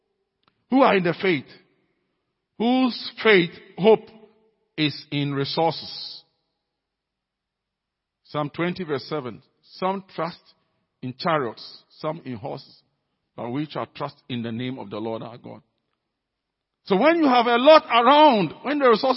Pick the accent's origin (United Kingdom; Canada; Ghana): Ghana; our being Ghanaian, being African, being CFCC people